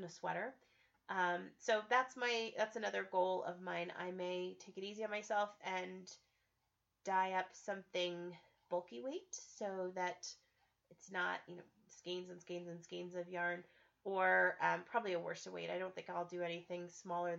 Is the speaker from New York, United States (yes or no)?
no; Estes Park, Colorado, United States; I grew up in Estes Park, Colorado, and it is my favorite place in all the world